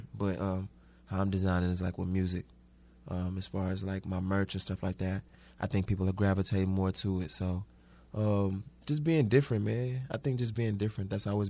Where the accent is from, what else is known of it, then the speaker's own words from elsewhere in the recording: Houston, Texas, United States; now in New York City, United States; Growing up in Houston was different.